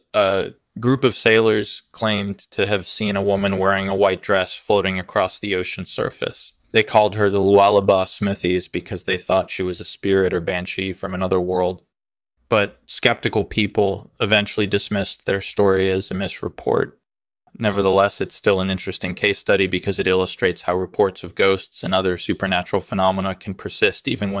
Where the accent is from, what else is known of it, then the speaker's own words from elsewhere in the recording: Brooklyn, New York, United States; Sure. I grew up in Brooklyn and I majored in physics at university.